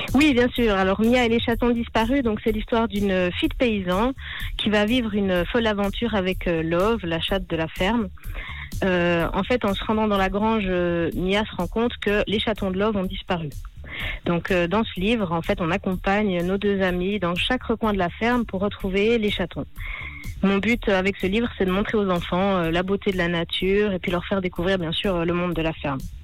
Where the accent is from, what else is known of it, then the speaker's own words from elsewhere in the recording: Le Locle, Neuchâtel, Switzerland; also born or lived in Lyon; Je suis originaire euh, du Locle. Pour ceux qui ne connaissent pas, c'est juste à côté de la Chaux-de-Fonds.